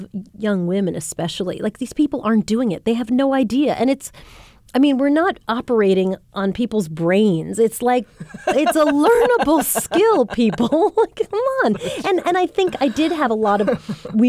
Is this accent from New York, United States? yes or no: yes; Long Island, New York, United States; a teenager growing up in Long Island